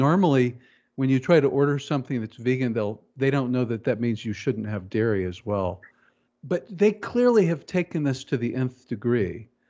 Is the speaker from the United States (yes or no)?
yes; Kansas City, United States; growing up in Kansas City